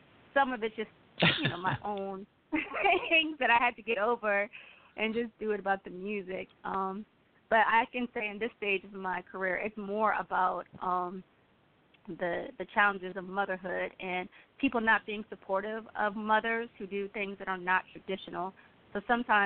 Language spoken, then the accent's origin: English; Fairfax County, Virginia, United States; my first instrument growing up in Fairfax County in Virginia was the cello